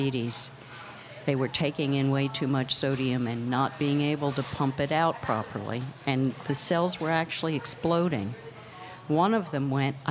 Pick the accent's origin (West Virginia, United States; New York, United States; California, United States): New York, United States; Long Island; moved away; also born or lived in Seattle; I grew up on Long Island